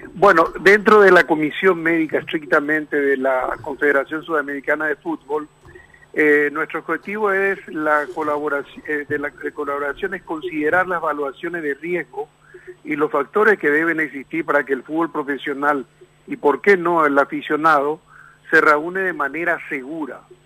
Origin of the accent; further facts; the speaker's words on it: Paraguay; soy paraguayo